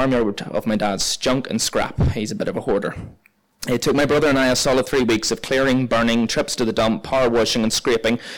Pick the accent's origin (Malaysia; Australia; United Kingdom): United Kingdom; Ballynahinch, Northern Ireland; we kept her at my parents' dairy farm where I was raised in Ballinahinch